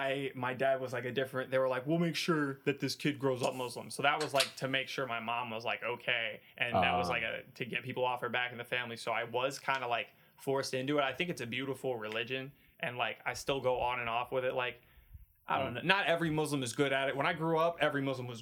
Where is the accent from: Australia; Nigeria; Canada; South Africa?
Canada; born there; But they're in Canada, so I was born in Canada. All the Arab side, the Lebanese side is in Canada, and the black side is in the United States.